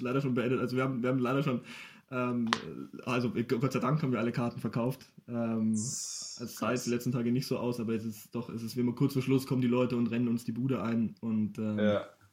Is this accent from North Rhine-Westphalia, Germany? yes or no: no; Ingolstadt, Bavaria, Germany; bin gebürtiger Ingolstädter